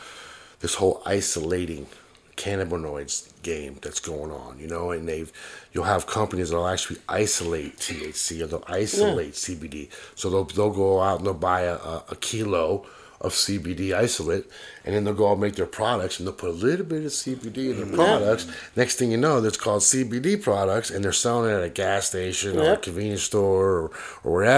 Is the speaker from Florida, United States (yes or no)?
yes; Miami, Florida, United States; I'm from Miami